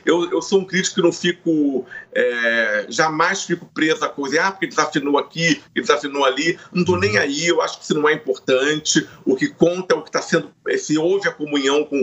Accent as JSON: {"language": "Portuguese", "region": "Rio de Janeiro", "country": "Brazil", "tie": "born or raised there", "said": "É, eu sou carioca, do subúrbio carioca, fui criado ali."}